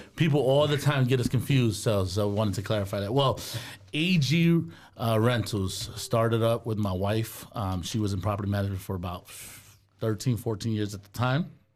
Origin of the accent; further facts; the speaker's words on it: New York City, New York, United States; accent: New York; also born or lived in Goshen, Indiana; now in Fort Wayne, United States; growing up in New York City, it's, you keep to yourself, you mind your business